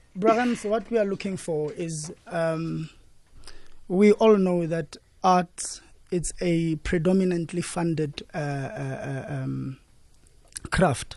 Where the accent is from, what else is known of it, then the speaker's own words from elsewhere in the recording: Merafong, Gauteng, South Africa; we are from Merafu and we, we are, we are, we are just kids, uh, from there, born and bred.